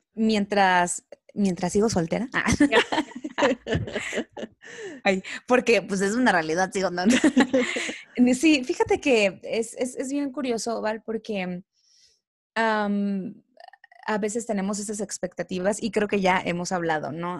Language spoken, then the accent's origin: Spanish; Coatzacoalcos, Veracruz, Mexico; moved away as an adult; Yo no soy de aquí, yo soy de, de Veracruz, de Coatzacoalcos, Veracruz